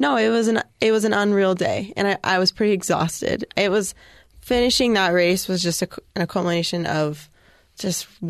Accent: Southern California, United States; growing up in Southern California

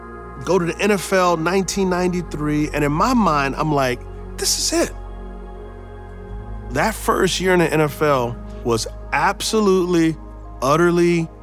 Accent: San Antonio, Texas, United States; Yeah, so I grew up in San Antonio, Texas. We were what's called po, not poor

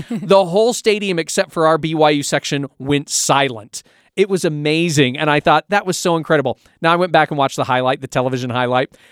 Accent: Pacific Northwest, United States; I grew up in the Pacific Northwest

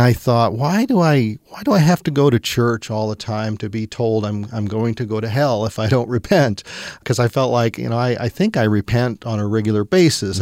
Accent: central Missouri, United States; growing up in the Midwest, which was Bible Belt, and uh, quite mm. frankly, I guess we were on the northern end central Missouri

